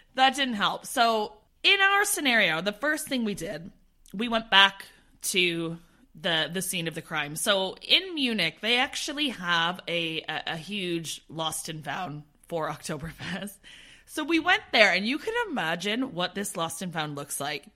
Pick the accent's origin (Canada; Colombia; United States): Canada; now in United Kingdom; being Canadian at the time, I didn't have my British citizenship